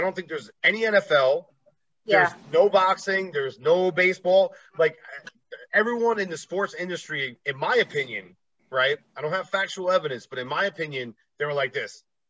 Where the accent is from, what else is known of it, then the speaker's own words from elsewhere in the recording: East Coast, United States; I'm a Yankee guy, obviously. I come from the East Coast.